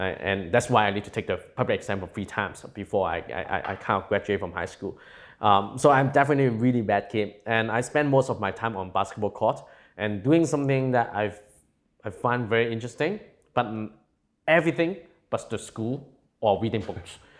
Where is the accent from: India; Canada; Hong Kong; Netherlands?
Hong Kong; also born or lived in California; by the time that I was growing up in Hong Kong, I'm from a very low-income family